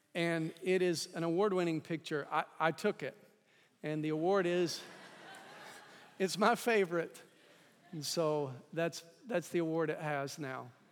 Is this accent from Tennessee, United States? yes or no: yes; East Tennessee, United States; I grew up in East Tennessee